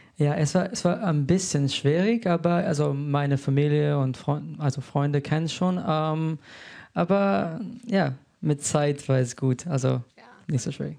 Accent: Slovenia; also born or lived in Solothurn, Switzerland; now in Berlin, Germany; Ursprünglich komme ich aus Slowenien

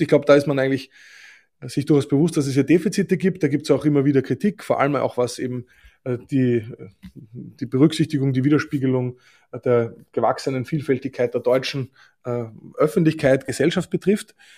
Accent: Austria; Ich finde als Österreicher

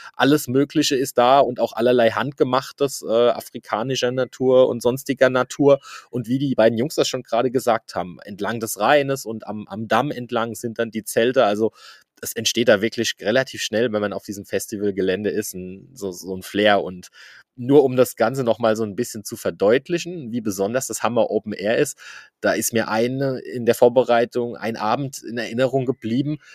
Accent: Eich, Rhineland-Palatinate, Germany; bin auch ja aus der Ecke Eich

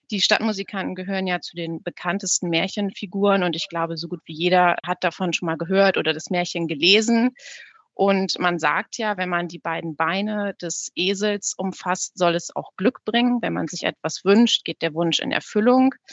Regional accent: Bremen, Germany; Und auch für mich als Bremerin ist es äh, immer wieder schön, wenn man in der Innenstadt unterwegs ist

